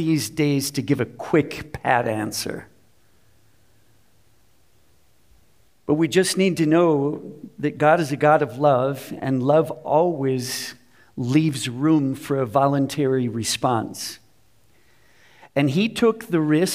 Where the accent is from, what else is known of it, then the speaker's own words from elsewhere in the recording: Minneapolis, Minnesota, United States; I grew up in Minnesota